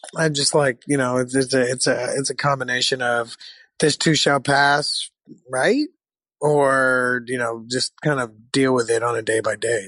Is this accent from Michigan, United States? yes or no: yes; Michigan, United States; moved away; I, I, was born in Michigan